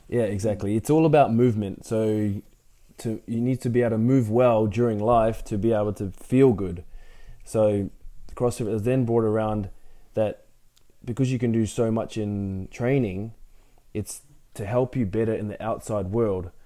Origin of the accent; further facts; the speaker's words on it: Brisbane, Queensland, Australia; also born or lived in Ipswich; I was born in Brisbane um, and then lived there pretty much for 19 years of my life